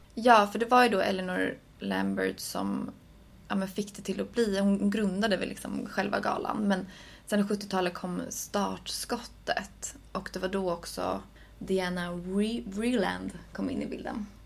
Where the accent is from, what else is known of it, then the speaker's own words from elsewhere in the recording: Sweden; som svensk